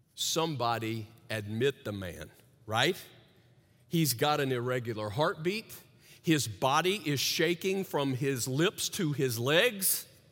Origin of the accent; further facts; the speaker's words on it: the South, United States; I grew up in the South, and apparently in the territory in the South where I grew up